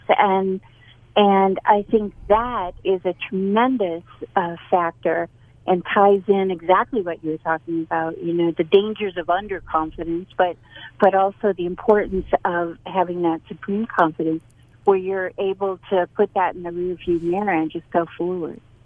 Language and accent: English; Boston, Massachusetts, United States; now in North Carolina, United States; I'm from Boston.